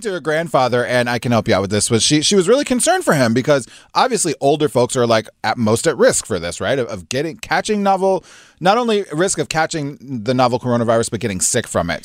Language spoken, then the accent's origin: English; Nebraska, United States; I'm from Nebraska